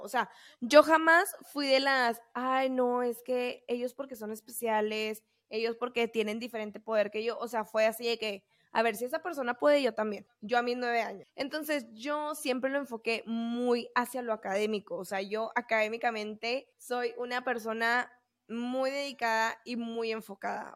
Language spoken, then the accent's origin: Spanish; Camargo, Mexico; se hacían concursos de escoltas en Camargo, ¿no? En mi pueblo donde yo soy